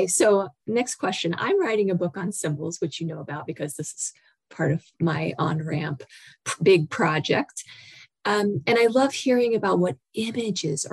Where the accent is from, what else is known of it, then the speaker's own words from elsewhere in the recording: Raleigh, North Carolina, United States; moved away; when I grew up in the South, so I, you know, was a teenager in Raleigh, North Carolina